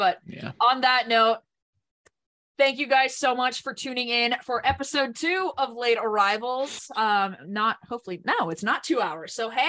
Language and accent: English; Southern California, United States; growing up in Southern California